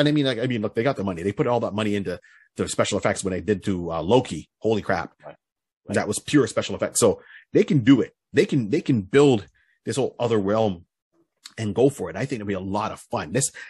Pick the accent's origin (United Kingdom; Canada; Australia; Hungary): Canada; I am Canadian. Maple syrup and poutine.